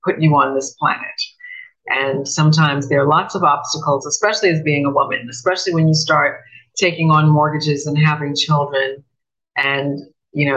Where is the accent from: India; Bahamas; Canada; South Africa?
Bahamas; also born or lived in New York, United States; I was born in New York. I grew up here in the Bahamas from the time I was seven. So very much born, bred in the Bahamas